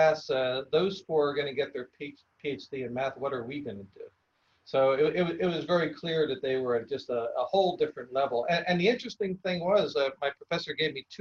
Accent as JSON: {"language": "English", "town": "Philadelphia", "region": "Pennsylvania", "country": "United States", "tie": "born or raised there", "said": "I grew up in Philadelphia and about 20 blocks from the school"}